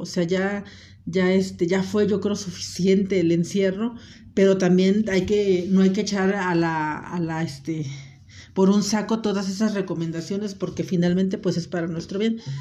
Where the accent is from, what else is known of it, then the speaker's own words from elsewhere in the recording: Acapulco, Guerrero, Mexico; moved away; yo soy de Acapulco